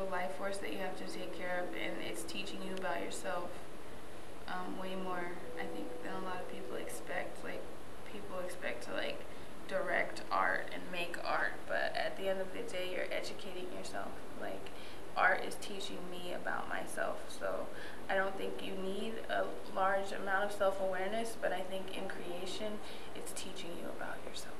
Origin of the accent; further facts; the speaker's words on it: Ohio, United States; moved away as an adult; also born or lived in New York; now in New York City, United States; I'm 23 years old and I'm from Ohio